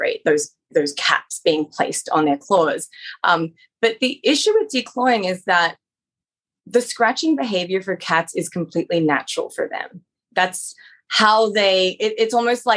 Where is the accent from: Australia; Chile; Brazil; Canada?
Australia; moved away as an adult; now in United States; I'm originally from Australia, where I also practice as a veterinarian